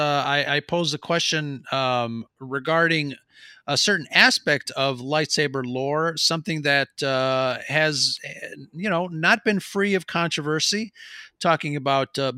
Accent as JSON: {"language": "English", "country": "Mexico", "accent": "Mexican", "said": "my Mexican accent"}